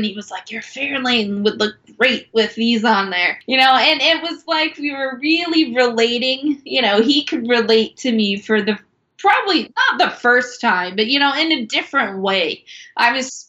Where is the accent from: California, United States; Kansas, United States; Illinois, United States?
Kansas, United States; Eastern; moved away as an adult; also born or lived in Chicago; growing up in Eastern Kansas, living in Chicago